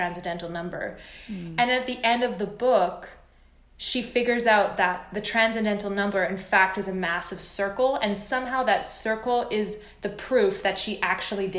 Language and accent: English; Canada; I am Canadian